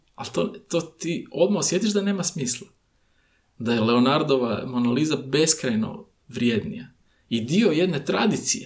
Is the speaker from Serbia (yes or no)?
no; Croatia; mi Hrvati